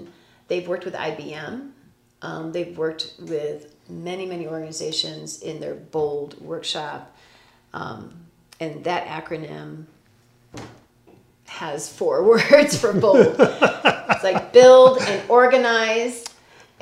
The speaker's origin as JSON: {"language": "English", "town": "Chicago", "region": "Illinois", "country": "United States", "tie": "born or raised there", "also_born_or_lived": "New York / Denver / Moscow, Idaho / Texas", "moved": "yes", "lives_now": "Prescott, United States", "said": "I grew up in Chicago. I've lived in New York, Denver, Little Moscow, Idaho, you know, with that university, all the way to Texas, to Florida."}